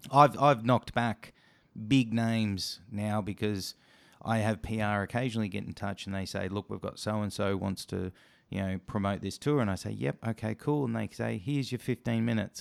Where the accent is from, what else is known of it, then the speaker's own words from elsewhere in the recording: Australia; as a Aussie podcast show